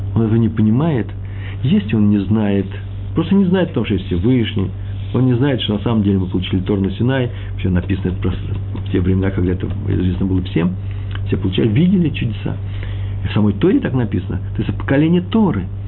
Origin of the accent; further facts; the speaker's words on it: Russia; мое русское нутро, я из России, русскоговорящий человек